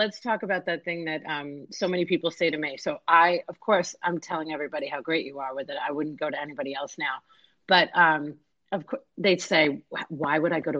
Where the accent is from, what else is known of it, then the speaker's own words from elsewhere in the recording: New York, United States; now in Tampa Bay, United States; New York, my hometown